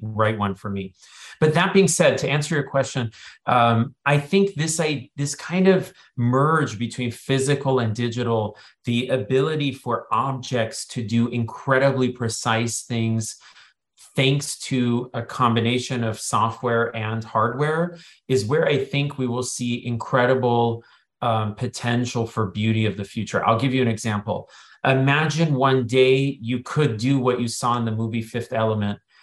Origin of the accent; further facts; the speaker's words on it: Silicon Valley, California, United States; I grew up in Silicon Valley